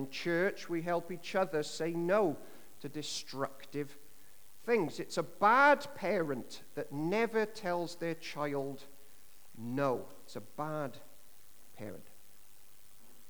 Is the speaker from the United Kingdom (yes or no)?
yes; Llanishen High, Wales, United Kingdom; growing up in Tonaruin and Lanishan High